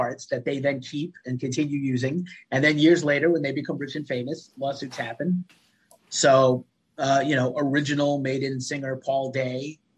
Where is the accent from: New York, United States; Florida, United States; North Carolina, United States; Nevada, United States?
New York, United States; New York City; I'm from the Bronx